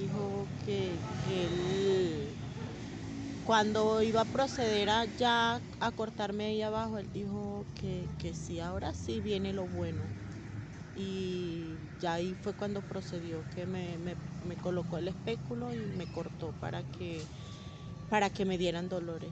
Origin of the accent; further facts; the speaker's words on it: Venezuela; moved away as an adult; also born or lived in Bogotá, Colombia; now in Villavicencio, Colombia; el país de donde vengo, Venezuela